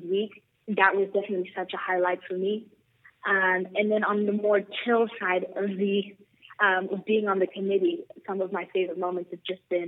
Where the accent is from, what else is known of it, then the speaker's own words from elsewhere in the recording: South Africa; I'm born and raised in South Africa.